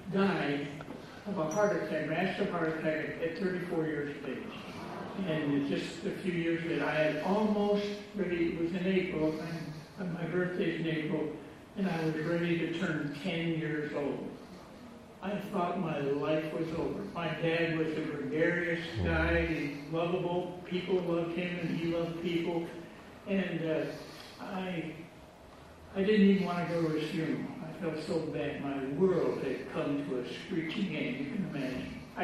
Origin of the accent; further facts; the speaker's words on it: Michigan, United States; and now I'm from Michigan. That's where I get this weird accent. I was just back there last Sunday preaching, and it was neat to be back in my home territory.